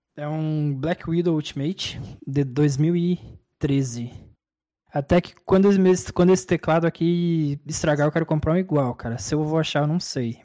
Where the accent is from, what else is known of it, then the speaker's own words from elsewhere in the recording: Brazil; como brasileiro